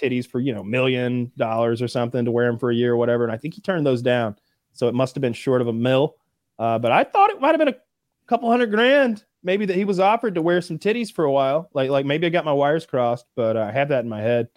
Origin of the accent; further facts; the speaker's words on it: the South, United States; I'm from the South